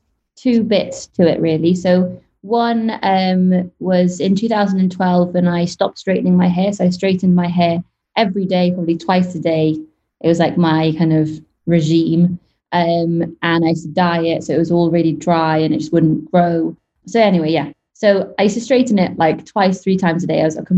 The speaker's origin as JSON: {"language": "English", "region": "Wales", "country": "United Kingdom", "lives_now": "Dubai, United Arab Emirates", "said": "West Wales."}